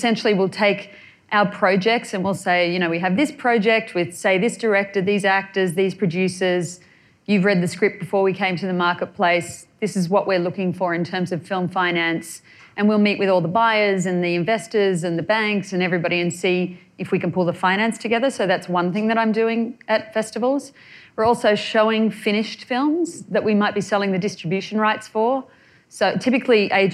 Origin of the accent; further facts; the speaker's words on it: New South Wales, Australia; moved away as an adult; now in Los Angeles, United States; I come from Australia